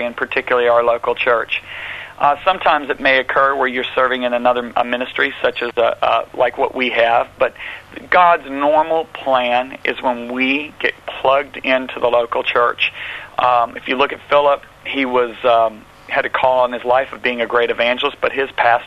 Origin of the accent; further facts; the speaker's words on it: United States; accent: American; my nice American accent